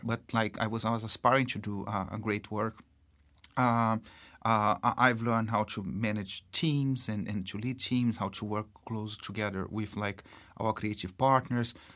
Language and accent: English; Brazil; accent: Brazilian; English is a second language; moved away; I am, uh, Brazilian. um, you probably can tell that 'cause I have this funny accent.